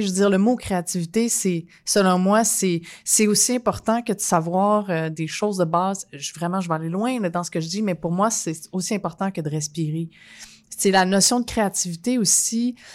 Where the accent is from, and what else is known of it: Quebec, Canada